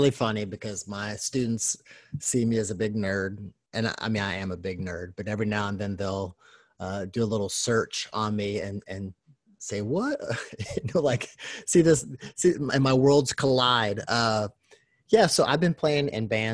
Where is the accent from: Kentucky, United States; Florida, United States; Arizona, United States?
Kentucky, United States; I was raised in Kentucky